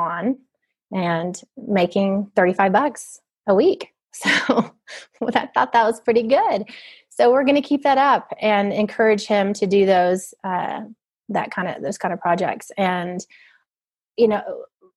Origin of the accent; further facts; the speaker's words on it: Norman, Oklahoma, United States; moved away as an adult; also born or lived in Duncan, Oklahoma / Ecuador; now in Fort Worth, United States; I grew up in Duncan and Norman, Oklahoma